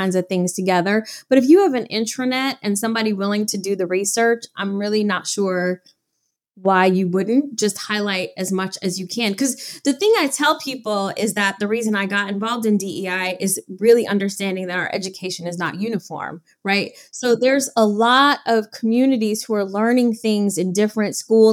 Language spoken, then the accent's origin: English; Detroit, Michigan, United States; growing up in Detroit, Michigan